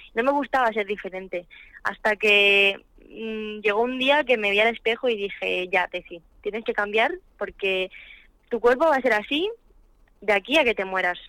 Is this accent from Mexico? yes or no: no; Spain; en mi país